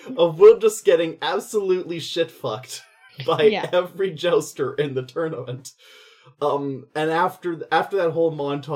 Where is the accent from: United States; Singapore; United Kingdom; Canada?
Canada; we're Canadian